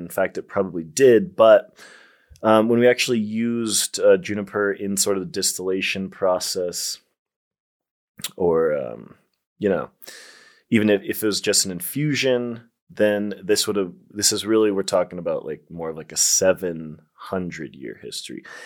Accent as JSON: {"language": "English", "region": "Colorado", "country": "United States", "said": "I'm from Colorado, the first state to legalize it"}